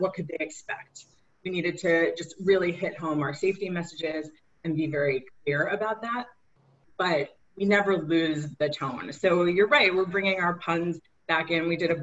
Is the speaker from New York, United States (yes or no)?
yes; New York City, New York, United States; I'm also born and raised in Queens